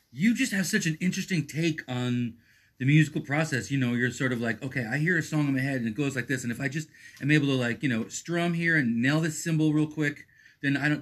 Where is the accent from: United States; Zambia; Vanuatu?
United States; East Coast, New York; moved away as an adult; also born or lived in Texas / Brooklyn / Boston; now in Portland, United States; I'm born and raised on the East Coast.